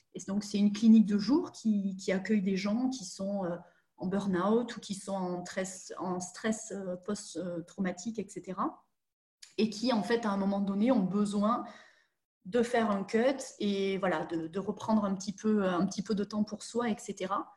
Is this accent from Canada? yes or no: no; southern France, France; moved away as an adult; now in Germany; je suis une vraie sudiste de 29 ans